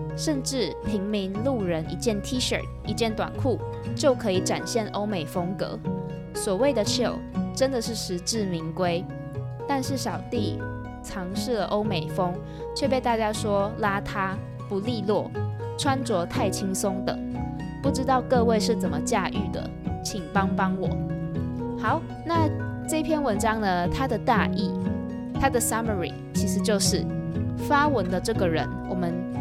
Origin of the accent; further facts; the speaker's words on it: Taiwan; 我们台湾人